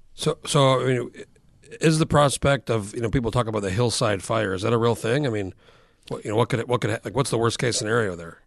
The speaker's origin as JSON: {"language": "English", "region": "New Mexico", "country": "United States", "tie": "born or raised there", "moved": "as an adult", "lives_now": "Alaska, United States", "said": "I've been here fifteen years, and I grew up in New Mexico"}